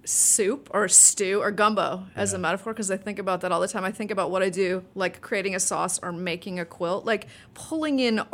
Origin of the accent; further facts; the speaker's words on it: Evanston, Illinois, United States; Oh, absolutely. I mean, I went to a lot of YMCA parties